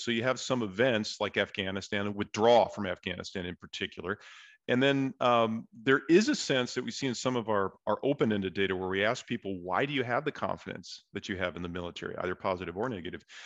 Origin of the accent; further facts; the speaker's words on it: San Diego, California, United States; I'm from San Diego